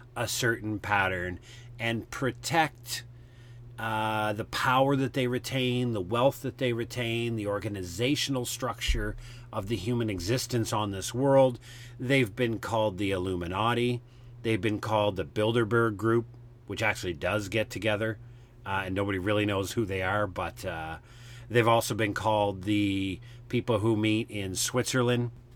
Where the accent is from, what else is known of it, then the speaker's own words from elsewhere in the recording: Canada; I'm a Canadian